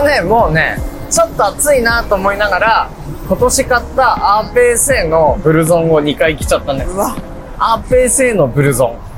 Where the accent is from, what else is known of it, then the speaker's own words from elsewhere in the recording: Ishinomaki, Miyagi, Japan; now in Tokyo, Japan; 俺は地元が宮城で石巻だからさ